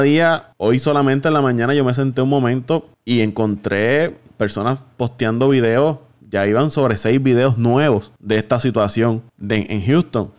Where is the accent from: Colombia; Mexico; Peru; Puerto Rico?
Puerto Rico; nosotros somos puertorriqueños